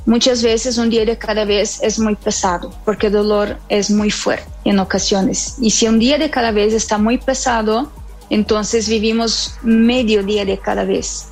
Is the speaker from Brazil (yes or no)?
yes; Brazil; moved away as an adult; also born or lived in Havana, Cuba; now in Mexico; Soy brasileña y en el año del 2010 me vine a vivir a México